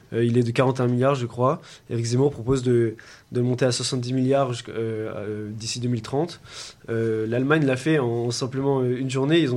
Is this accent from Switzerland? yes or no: no; France; en tant que membre de l'OTAN, en tant que Français